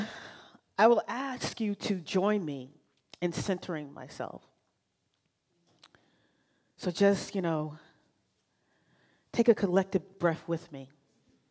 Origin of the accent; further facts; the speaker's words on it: Virginia, United States; moved away as an adult; I'm initially from Virginia, and so you know what I mean when I talk about the matriarchs of the family, right? So I've grown underneath matriarchs, and I thought I would lose those matriarchs by traveling 3,000 miles away